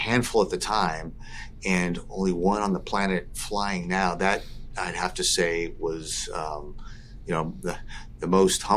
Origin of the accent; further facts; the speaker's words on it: Southern California, United States; as a young kid growing up in Southern California